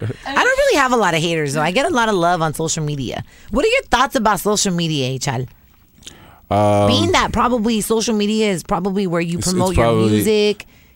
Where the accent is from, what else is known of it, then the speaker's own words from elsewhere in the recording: El Salvador; I'm not Mexican. I'm Salvadorian. I'm Central American.